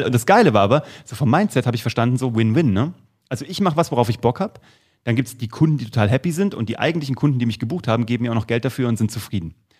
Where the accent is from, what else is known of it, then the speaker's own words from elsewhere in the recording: Kassel, Hesse, Germany; ich komme aus Kassel und ähm, habe früh mit der Zauberei begonnen. Mit acht Jahren war ich in einer äh, Kinder- und Jugendzauberschule der Stadt Kassel